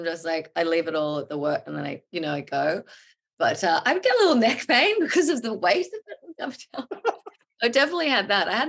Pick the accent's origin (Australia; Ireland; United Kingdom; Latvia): Australia; now in New York, United States; I consider myself an Aussie